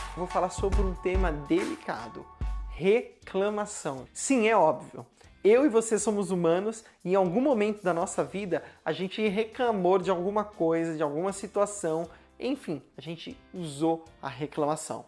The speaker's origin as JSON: {"language": "Portuguese", "region": "São Paulo", "country": "Brazil", "tie": "born or raised there", "said": "bairro de onde eu cresci ou nasci que é aqui no extremo sul de São Paulo, perto do Jardim Ângela"}